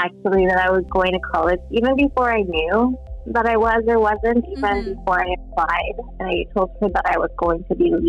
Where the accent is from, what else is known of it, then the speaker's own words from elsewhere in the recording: Quincy, Washington, United States; I grew up in a very small town in Central Washington. I grew up in Quincy.